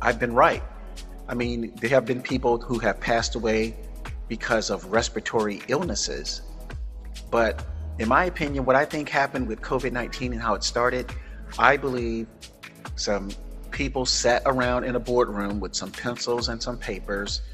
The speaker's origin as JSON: {"language": "English", "region": "Florida", "country": "United States", "tie": "born or raised there", "also_born_or_lived": "San Francisco", "moved": "yes", "lives_now": "Northern California, United States", "said": "I was born and raised in Florida"}